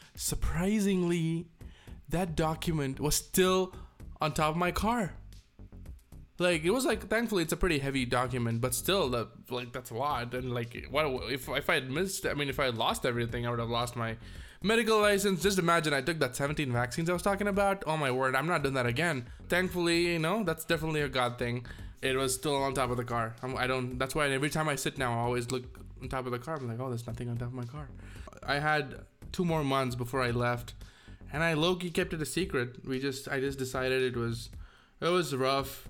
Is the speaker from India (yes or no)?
yes; India; moved away as an adult; now in United States; leave India, my home, the place I was born, the place I learned English, Tamil